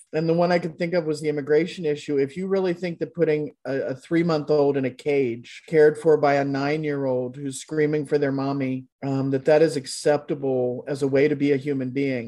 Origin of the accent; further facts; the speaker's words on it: Kentucky, United States; now in Des Moines, United States; I grew up in Kentucky, way down in Kentucky.